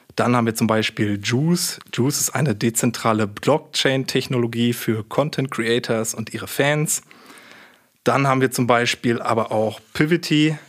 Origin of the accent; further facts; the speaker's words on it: Münster, North Rhine-Westphalia, Germany; moved away as an adult; also born or lived in Karlsruhe; ich komme gebürtig sogar aus Münster, habe auch hier studiert